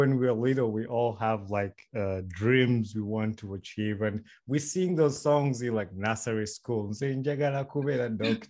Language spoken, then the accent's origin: English; Wakiso, Central Region, Uganda; moved away as an adult; now in United States; I am from Wakiso. I grew up, was born and raised in Wakiso. I went to the schools in actually Wakiso, where the headquarters are for the district in that area. And I went to school in Chisubi at Entebbe Road.